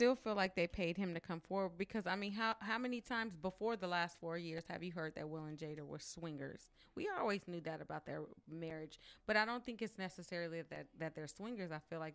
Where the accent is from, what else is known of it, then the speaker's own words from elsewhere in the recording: San Diego, California, United States; Okay. Oh, I'm from San Diego.